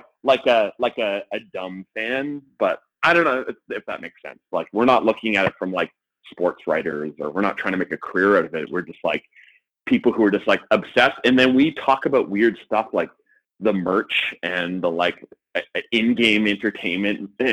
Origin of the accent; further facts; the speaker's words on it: Winnipeg, Manitoba, Canada; now in Toronto, Canada; when I grew up in Winnipeg